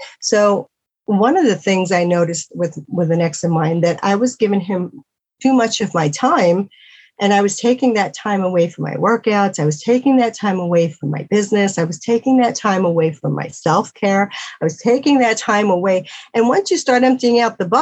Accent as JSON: {"language": "English", "town": "New York City", "region": "New York", "country": "United States", "tie": "born or raised there", "moved": "yes", "said": "I'm from New York City"}